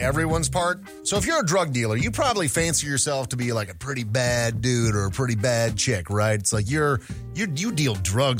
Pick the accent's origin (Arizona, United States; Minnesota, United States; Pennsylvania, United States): Minnesota, United States; I grew up in Minnesota